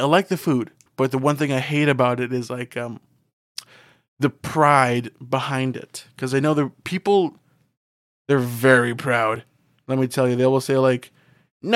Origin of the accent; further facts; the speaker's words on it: Canada; moved away; difference between my hometown and where I live now, is it's like hilly.